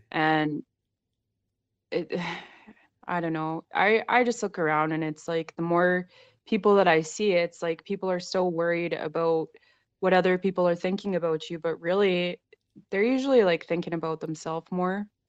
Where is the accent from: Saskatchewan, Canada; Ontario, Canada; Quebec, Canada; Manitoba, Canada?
Saskatchewan, Canada; it's something that I grew up around in Saskatchewan a lot